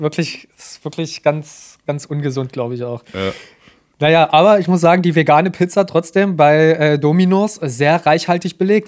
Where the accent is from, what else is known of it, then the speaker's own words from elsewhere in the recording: Germany; in der wir jetzt leben, als Deutsche